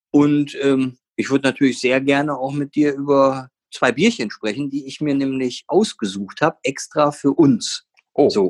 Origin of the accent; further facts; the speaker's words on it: North Rhine-Westphalia, Germany; weißt ja, ich komme aus dem Ruhrgebiet, ne?